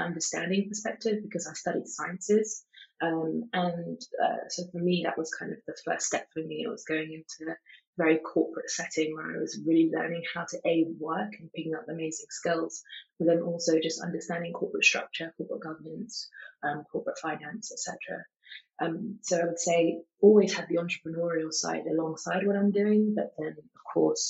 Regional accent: London, United Kingdom; I was born and bred in London, I've been in London my whole life

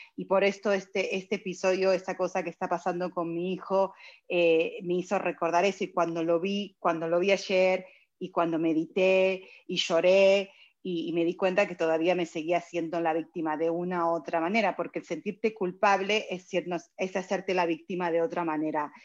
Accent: Argentina; now in United States; Yo soy argentina, vine hace 29 años acá

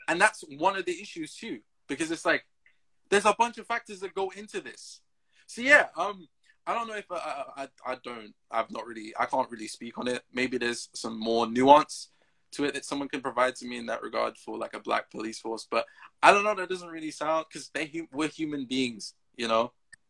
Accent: Jamaica; Just because you just know, when I, growing up in Jamaica, I got into a fight as well over this same issue.

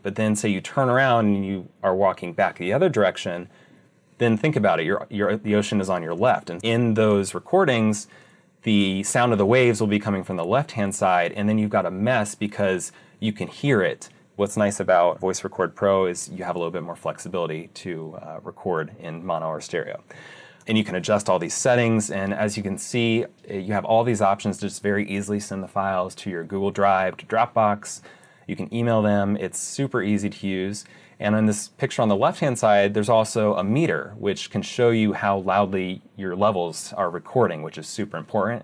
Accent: Ohio, United States; moved away as an adult; also born or lived in Arizona; I'm originally from Ohio

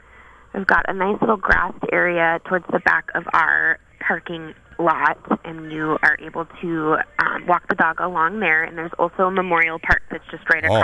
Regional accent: South Dakota, United States; Nope, I'm from South Dakota.

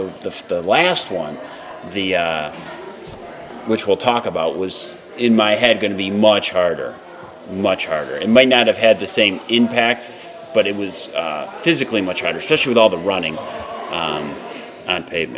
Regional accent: Marcellus, United States; born or raised there

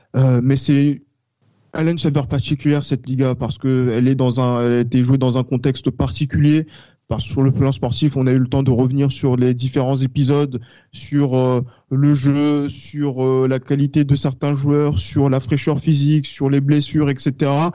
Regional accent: France; nous en tant que Français

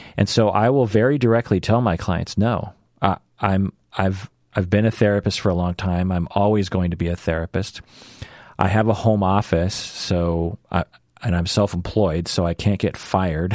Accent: Seattle, Washington, United States; born and raised in Seattle, always lived in Seattle, will always live in Seattle

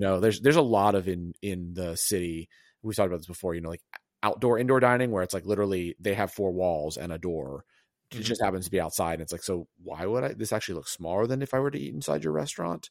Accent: the South, United States; now in New York, United States; I'm from the South

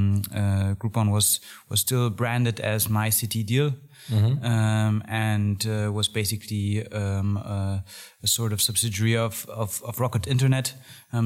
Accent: Berlin, Germany; also born or lived in London; So I was basically born and raised in Berlin. Went to school here

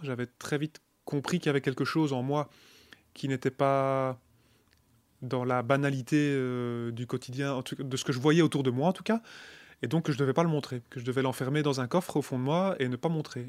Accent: Charleroi region, Wallonia, Belgium; je viens de la région de Charleroi

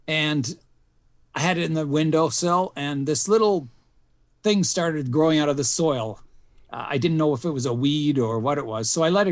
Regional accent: Canada; also born or lived in Switzerland / Wales; I was born in Switzerland, and I took on the nationality of my parents. And then we moved to Wales, lived in Wales for a few years, and then immigrated to Canada. And I've lived in Canada pretty well all my life then

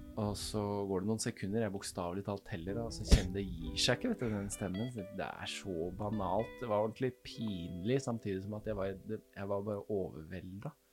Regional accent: Kløfta, Akershus, Norway; now in Porsgrunn, Norway; Jeg er fra Øvre Romerike

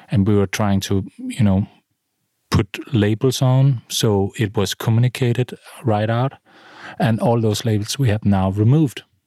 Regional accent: middle of Jutland, Central Denmark Region, Denmark; also born or lived in London; now in Copenhagen, Denmark; I'm from the middle of Jutland in a small town

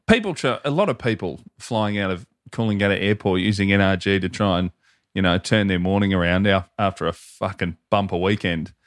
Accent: Hoppers Crossing, Victoria, Australia; I am from Hopper's Crossing.

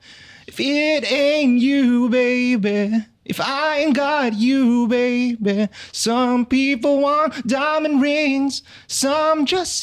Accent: Pasir Ris, Singapore; Pasir Ris.

